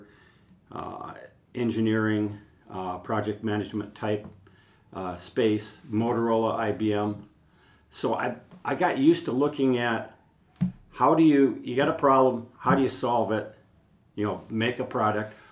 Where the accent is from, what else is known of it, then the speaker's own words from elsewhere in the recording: Olmsted County, Minnesota, United States; growing up on the farm, growing up in Olmsted County